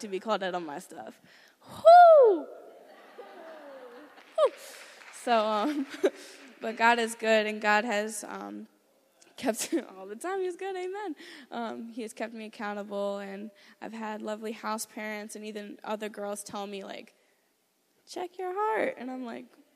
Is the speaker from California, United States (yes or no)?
no; Philadelphia, Pennsylvania, United States; I'm 17 and I'm from Philadelphia, Pennsylvania